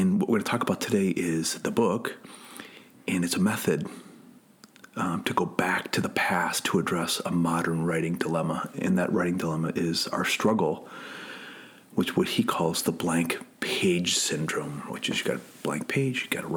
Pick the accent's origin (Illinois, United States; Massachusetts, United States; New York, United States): Illinois, United States; Chicago; I went to a classical prep school, college prep school in Chicago